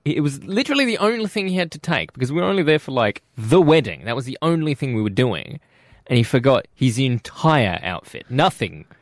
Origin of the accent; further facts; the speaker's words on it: South Australia, Australia; We're from South Australia.